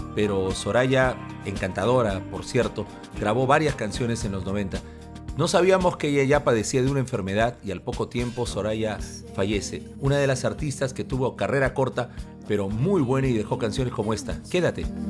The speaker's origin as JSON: {"language": "Spanish", "country": "Peru", "said": "nos enviaron a representar a Perú como uno de los invitados de la prensa peruana"}